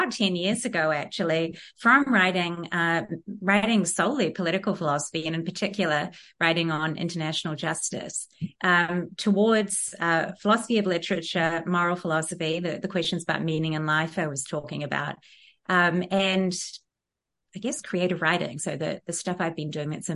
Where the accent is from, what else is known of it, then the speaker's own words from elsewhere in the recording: New Zealand; moved away; growing up in Aotearoa in the 1980s mainly and 90s